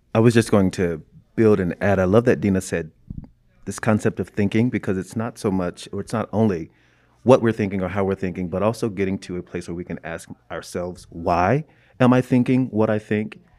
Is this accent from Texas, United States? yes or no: no; Jacksonville, Florida, United States; now in Chicago, United States; I am from Jacksonville, Florida. but I'm now living in Chicago, Illinois